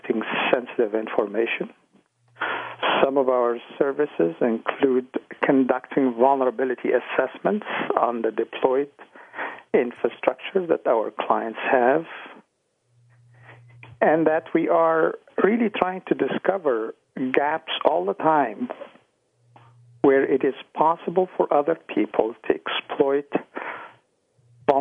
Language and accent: English; Ottawa, Ontario, Canada; born or raised there; also born or lived in Egypt / Toronto